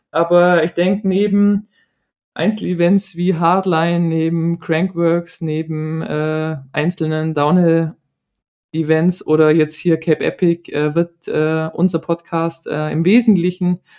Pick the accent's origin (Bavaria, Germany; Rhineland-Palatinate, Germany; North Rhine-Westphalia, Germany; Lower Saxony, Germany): Bavaria, Germany; Aufgewachsen im Allgäu und noch immer fest dort verwurzelt, ist mir der Kreis meiner Familie heilig.